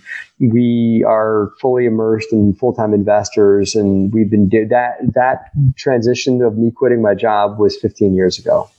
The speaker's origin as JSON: {"language": "English", "town": "Baltimore", "region": "Maryland", "country": "United States", "tie": "born or raised there", "also_born_or_lived": "Virginia", "moved": "as an adult", "said": "I grew up in Baltimore, went to Virginia Tech for college, got a degree in engineering"}